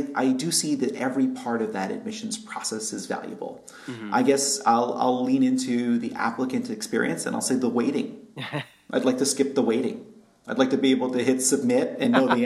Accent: New York, United States; now in Berkeley, United States; I'm born and raised in New York

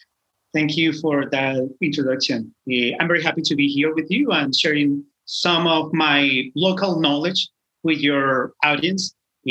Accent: Venezuela; now in Ecuador; My family and I, we were living in Venezuela. I'm originally from Venezuela.

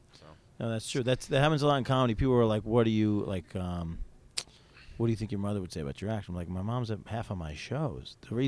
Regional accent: Syracuse, New York, United States; also born or lived in Albany; I grew up in Syracuse, New York.

